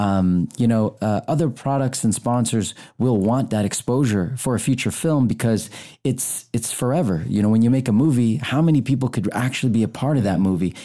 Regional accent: United States; I was born here in America 'cause of my dad joined the Navy

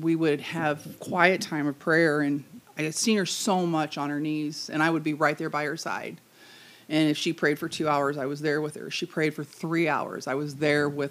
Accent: St. Louis, Missouri, United States; I was born in St. Louis, Missouri, on the south side, and when I came home from the hospital, I actually came home to my grandmother's house.

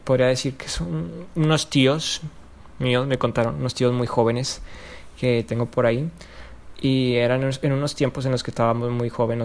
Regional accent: Allende, Nuevo León, Mexico; yo soy de Allende

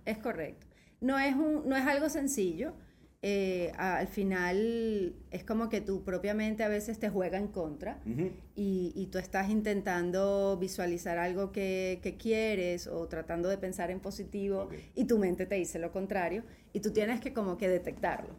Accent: Venezuela; moved away as an adult; now in Spain; yo salí de Venezuela muy molesta con Venezuela, ¿ok? Eh, yo estaba bien, o sea, en el sentido económico, mi casa, todo tal. Yo salí con 36 años

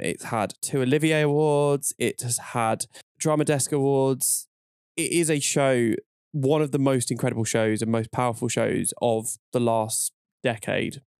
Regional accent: London, United Kingdom; I'm from North London

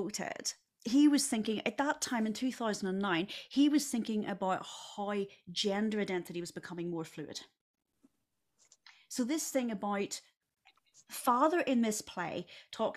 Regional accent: Northern Ireland, United Kingdom; now in United States; I'm from Northern Ireland

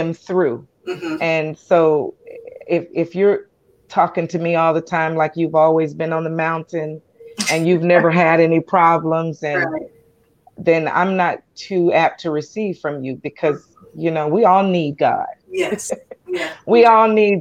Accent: Columbus, Georgia, United States; also born or lived in Anchorage, Alaska; now in Tucson, United States; I hail from Columbus, Georgia, born and raised in Georgia

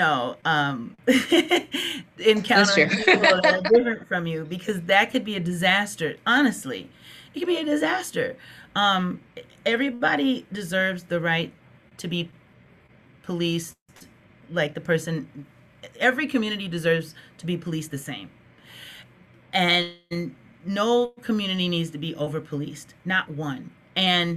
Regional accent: Minnesota, United States; also born or lived in Texas; I have lived in Texas, and I have lived, but I'm from Minnesota

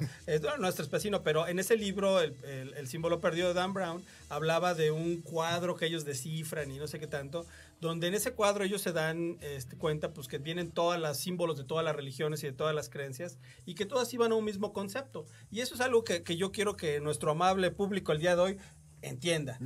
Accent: Mexico; nuestras raíces como mexicanos

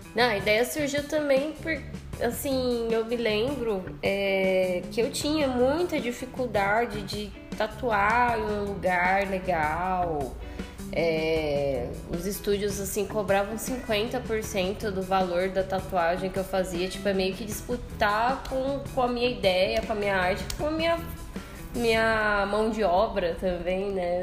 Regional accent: Cuiabá, Mato Grosso, Brazil; now in São Paulo, Brazil; eu sou de Cuiabá

